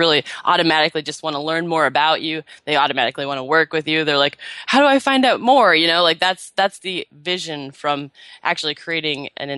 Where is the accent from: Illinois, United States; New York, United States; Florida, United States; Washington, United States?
Washington, United States; Seattle; now in California, United States; And then I moved down to California in the end of April from Seattle. I was born and raised in Seattle.